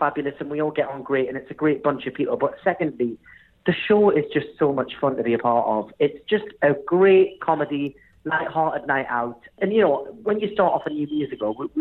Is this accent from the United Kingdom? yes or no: yes; United Kingdom; accent: strong northern; my strong northern accent